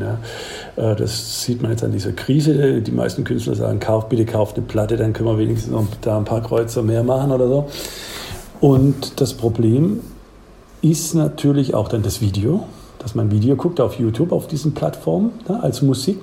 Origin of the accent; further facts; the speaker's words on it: Swabia, south of Ulm, Baden-Württemberg, Germany; now in Aachen, Germany; man hört ja, ich komme da aus dem Schwabenland und südlich von Ulm